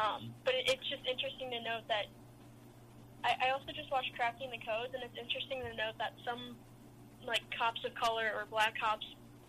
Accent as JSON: {"language": "English", "town": "Evanston", "region": "Illinois", "country": "United States", "tie": "born or raised there", "said": "I was born in Evanston, Illinois, which is where Northwestern is. Okay. And I've been in Illinois my whole life."}